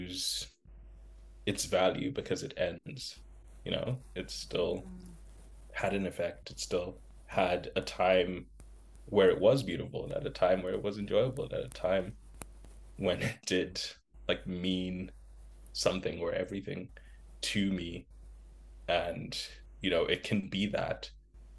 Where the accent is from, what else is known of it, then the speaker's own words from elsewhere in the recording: Zimbabwe; moved away; I grew up in Zimbabwe